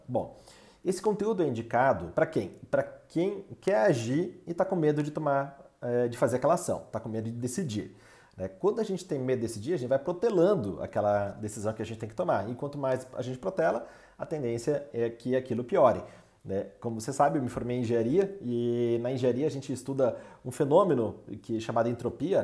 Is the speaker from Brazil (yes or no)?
yes; Brazil; nós como brasileiros